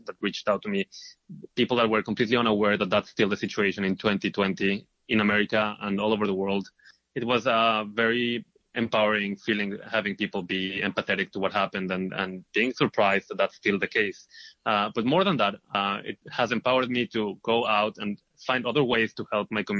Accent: Israel; moved away as an adult; now in New York, United States

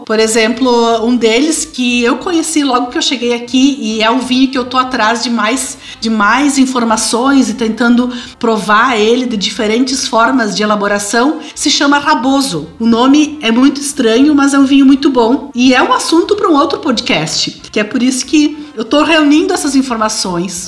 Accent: Flores da Cunha, Rio Grande do Sul, Brazil; moved away as an adult; now in Italy; eu sou de Flores da Cunha, então eu fui a princesa da maior festa da cidade

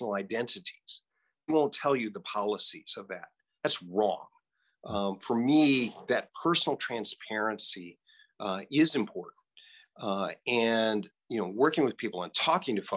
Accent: Hays, Kansas, United States; I grew up in Hayes

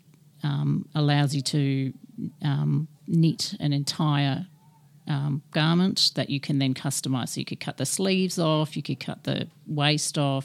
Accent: Sydney, New South Wales, Australia; now in Melbourne, Australia; I'm from Sydney

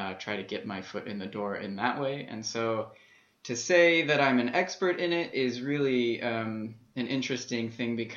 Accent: Las Vegas, Nevada, United States; as a kid, I was growing up in Las Vegas

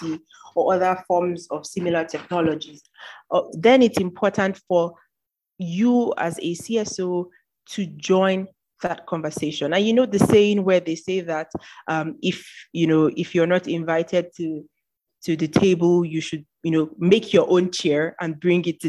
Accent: Nigeria; I am a Nigerian.

